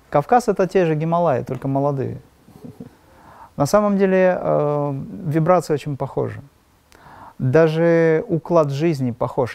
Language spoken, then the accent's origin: Russian; Makhachkala, Dagestan, Russia; я из Махачкалы, из Дагестана